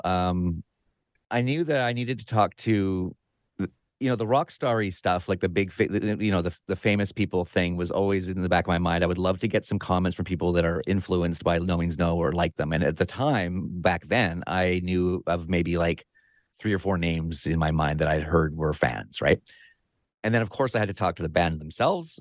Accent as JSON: {"language": "English", "town": "Victoria", "region": "British Columbia", "country": "Canada", "tie": "born or raised there", "said": "I live in Victoria, B C, Canada, right here on the southern tip of Vancouver Island, uh, on the Pacific Ocean. And this is my hometown."}